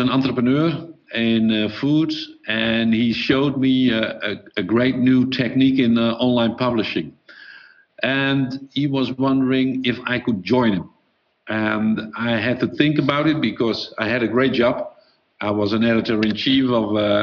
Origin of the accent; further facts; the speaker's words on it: Netherlands; I'm from Holland